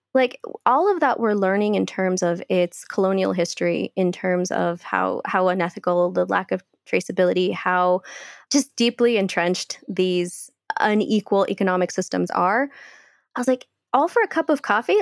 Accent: Bay Area, California, United States; moved away as an adult; also born or lived in Guatemala / Cleveland, United States; now in Colombia; I was born in Guatemala. And when I was five years old, my family had to leave and we immigrated to, to California. And so I grew up as a California girl

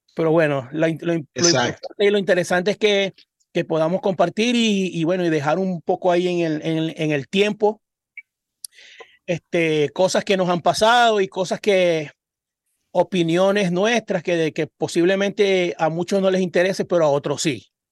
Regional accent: Cabimas, Zulia, Venezuela; moved away; Nosotros somos de Cabimas un, un municipio del estado Zulia

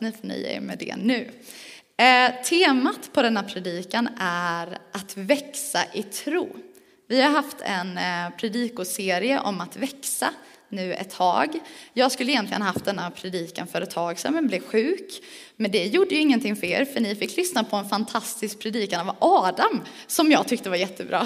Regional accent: Växjö, Kronoberg County, Sweden; accent: Småländska; also born or lived in Skåne; now in Falköping, Sweden; jag är född skåning, men det hör man inte på min dialekt för att jag har bott i Växjö, eller runt om Växjö ganska länge. Så om man undrar vad är det för språk hon säger när hon inte uttalar sina R, då är det för att jag är smålänning

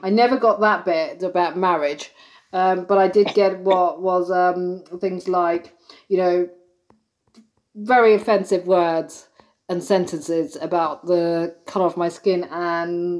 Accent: London, United Kingdom; being born and brought up in London

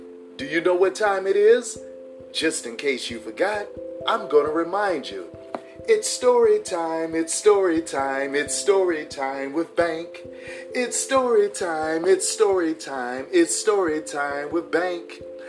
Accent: Chicago, Illinois, United States; when I was growing up in Chicago

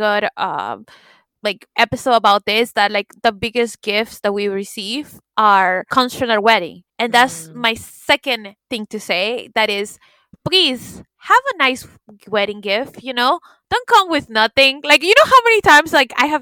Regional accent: the South, United States; I'm from the South

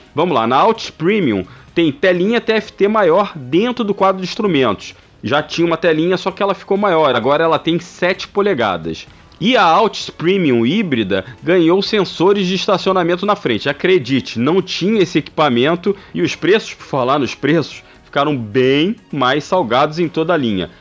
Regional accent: Rio de Janeiro, Brazil; accent: carioca; Desculpa aí o, o sotaque carioca

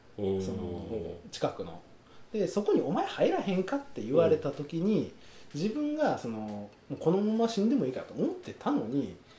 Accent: Akashi, Hyogo, Japan; moved away as an adult; now in Mihama, Japan; その地元があの福井じゃなくてあの兵庫県の明石市っていうところの

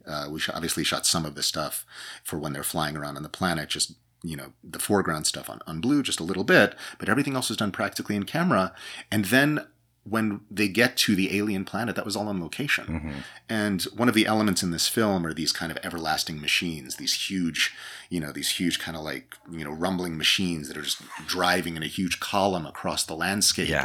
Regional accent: New York, United States; I grew up in in New York

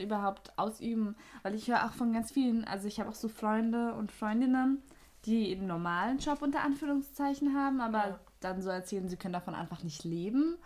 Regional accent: Austria; accent: Austrian rolled R; Also ich komme aus Österreich man hört es, uh. glaube ich, an dem R, ne?

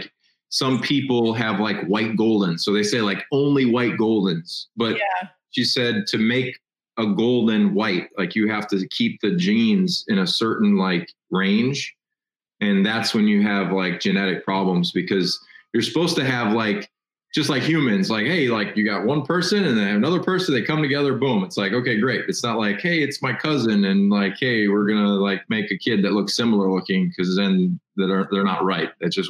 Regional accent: Midwest, United States; I'm from the Midwest, and nothing against the Midwestern lovely gals of the Midwest.

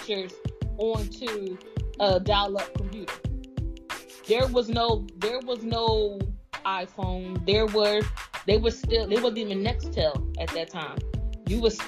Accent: Atlantic City, New Jersey, United States; I'm from New Jersey, as you people would consider Atlantic City

